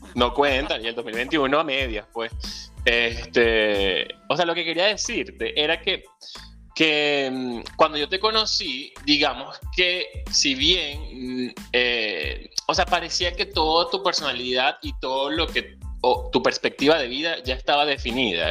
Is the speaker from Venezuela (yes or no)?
yes; Venezuela; moved away; soy venezolano, soñador, ciudadano del mundo, emigrante y venezolano